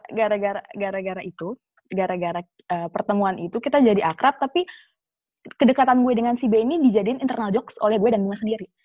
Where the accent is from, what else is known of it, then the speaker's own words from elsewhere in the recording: Jakarta, Indonesia; Iya, gue dari Jakarta.